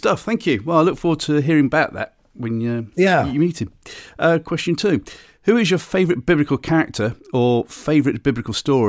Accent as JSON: {"language": "English", "town": "Bristol", "region": "South West England", "country": "United Kingdom", "tie": "born or raised there", "said": "in my days growing up in Bristol, I always used to listen to Red Dragon Radio"}